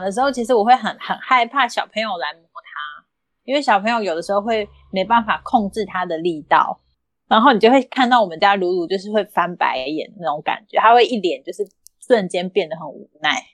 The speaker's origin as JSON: {"language": "Chinese", "town": "Kaohsiung", "country": "Taiwan", "moved": "as an adult", "lives_now": "Taichung, Taiwan", "said": "那后来他就养在高雄了，就是我爸妈照顾他这样"}